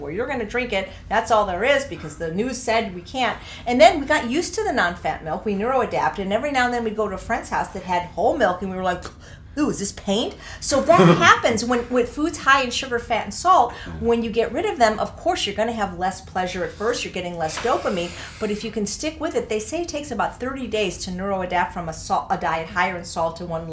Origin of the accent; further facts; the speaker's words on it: Chicago, Illinois, United States; moved away; also born or lived in Pennsylvania; Born in Chicago, went to Penn.